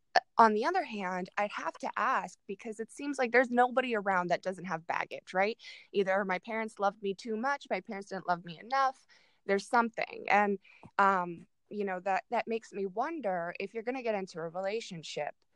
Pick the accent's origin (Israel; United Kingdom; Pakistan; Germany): Germany; now in Arizona, United States; I grew up in Germany